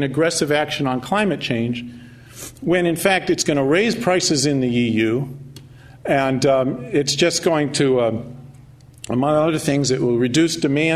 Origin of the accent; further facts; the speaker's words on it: California, United States; I'm from California